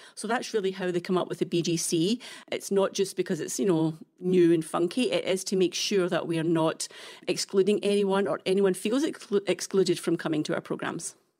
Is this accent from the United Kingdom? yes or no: yes; Scotland, United Kingdom; moved away as an adult; now in Vancouver Island, Canada; It reminds me very much of home, as you can tell from my accent. I'm obviously not from Alberta, but, um, f, it definitely reminds me very much of Scotland